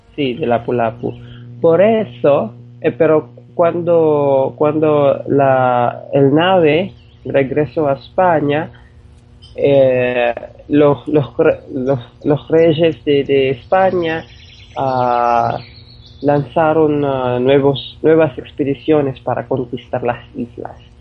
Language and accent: Spanish; Philippines; soy, ah, soy ah, de las Filipinas